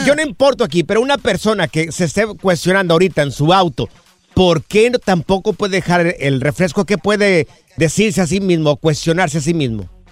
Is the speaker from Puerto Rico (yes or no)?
no; Miraplanes, Jalisco, Mexico; moved away; Soy de Miraplanes, en el estado de Jalisco. Es un ranchito.